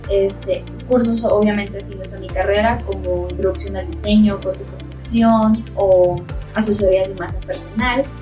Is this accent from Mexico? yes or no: yes; Sonora, Mexico; moved away as an adult; now in Mexico City, Mexico; Yo cuando recién llegué a Ciudad de México me parecía súper divertido este, explicarle a las personas de aquí eh, eh, pues todo lo que es Sonora, ¿no? Explicarles por qué hablamos como hablamos